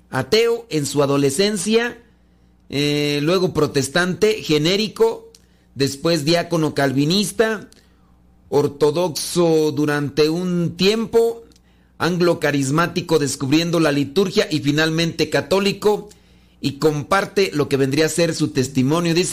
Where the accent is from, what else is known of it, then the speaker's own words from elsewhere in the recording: Peru; soy músico católico peruano